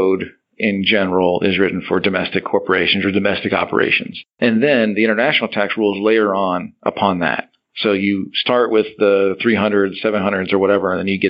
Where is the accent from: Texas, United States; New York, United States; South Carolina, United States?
Texas, United States; San Antonio; I came back home. I'm from San Antonio